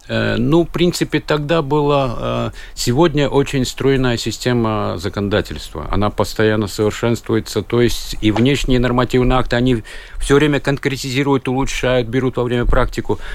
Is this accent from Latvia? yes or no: yes; Kaunata, Rēzekne Municipality, Latvia; moved away as an adult; now in Riga, Latvia; я Кауната, это край Голубых озер, красивое место около озера Разно красочное место, сказочное